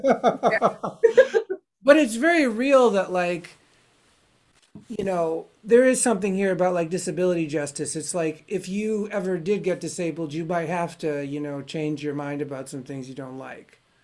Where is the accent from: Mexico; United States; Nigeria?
United States; being an American